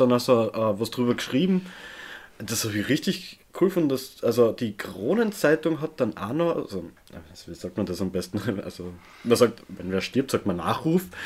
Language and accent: German; Austria; ich einfach gewohnt bin aus Österreich